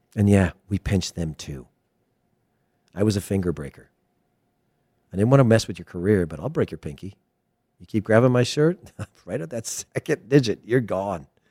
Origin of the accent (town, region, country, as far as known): United States; also born or lived in León, Guanajuato, Mexico